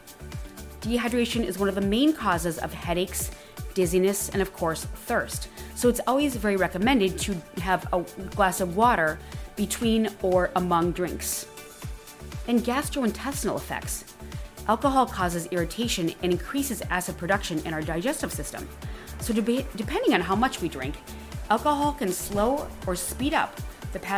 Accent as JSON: {"language": "English", "region": "Wisconsin", "country": "United States", "moved": "yes", "said": "I'm originally from Wisconsin"}